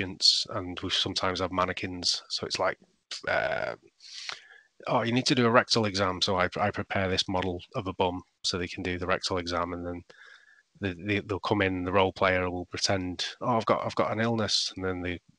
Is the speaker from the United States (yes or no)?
no; Salford, North West England, United Kingdom; also born or lived in Manchester; I grew up in Salford, but it was always Manchester